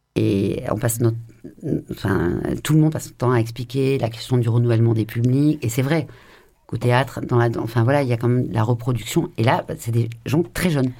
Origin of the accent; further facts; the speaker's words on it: France; also born or lived in Marseille; je suis française